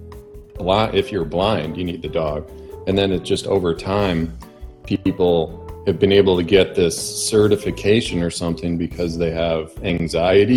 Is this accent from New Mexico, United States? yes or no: no; Chicago, Illinois, United States; also born or lived in Scottsdale, Arizona; now in Phoenix, United States; I'm from Chicago